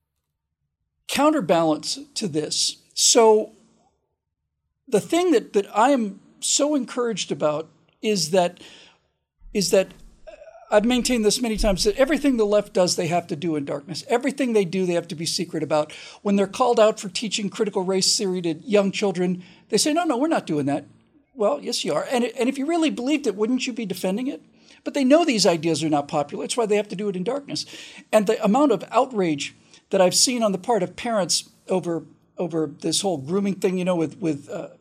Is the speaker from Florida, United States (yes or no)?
yes; Florida, United States; I grew up in Florida, started going to Disney World in 72, but I was 13 by then.